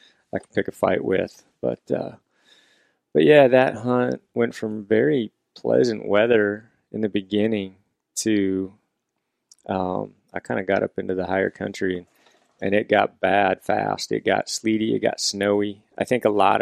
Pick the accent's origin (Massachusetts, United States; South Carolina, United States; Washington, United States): Washington, United States; here in Washington, you know, I had an elk tag for my home state